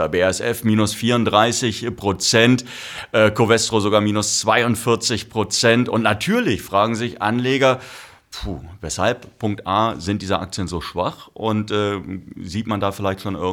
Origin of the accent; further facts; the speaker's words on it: North Rhine-Westphalia, Germany; ich komme ja aus Nordrhein-Westfalen, da hat man Chemie gesagt